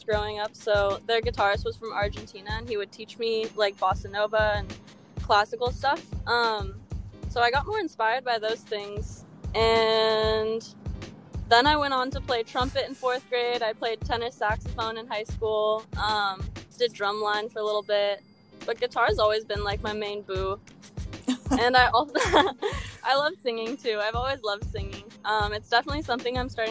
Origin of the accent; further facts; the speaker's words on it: San Diego, California, United States; also born or lived in Los Angeles; I am from San Diego. I grew up right next to the beach.